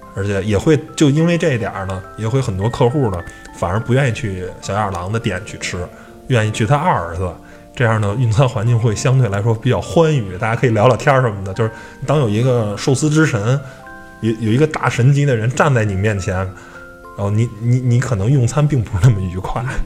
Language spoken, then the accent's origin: Chinese; China; 我们中国人